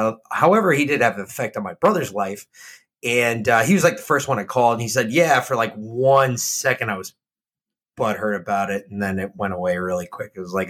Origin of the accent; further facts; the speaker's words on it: New York, United States; moved away; Growing up in the Northeast, growing up in New York. Actually, I really wasn't in New York when DMX was doing his thing in New York. DMX started much after I left New York.